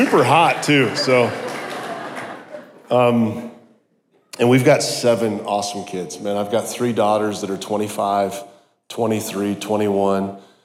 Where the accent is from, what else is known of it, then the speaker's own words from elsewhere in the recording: South Dakota, United States; I grew up in South Dakota in the middle of nowhere, went to a tiny little college.